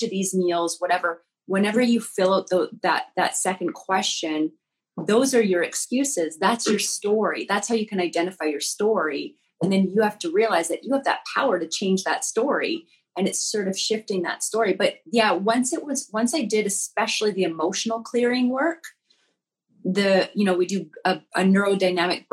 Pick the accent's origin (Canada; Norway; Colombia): Canada; Alberta; I grew up in Alberta, Canada, which is like the Texas of Canada.